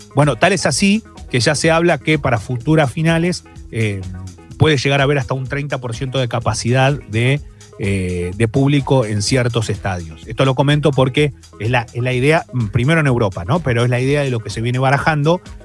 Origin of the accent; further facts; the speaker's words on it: Argentina; somos los argentinos, estamos acá